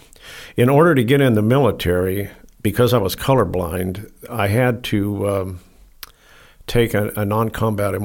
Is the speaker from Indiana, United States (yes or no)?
no; Orange, California, United States; I grew up in Orange, California